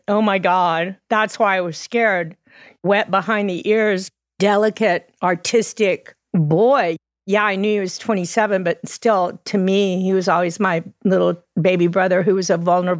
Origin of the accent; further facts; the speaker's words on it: Texas, United States; moved away; also born or lived in New York; We grew up in Texas with a military father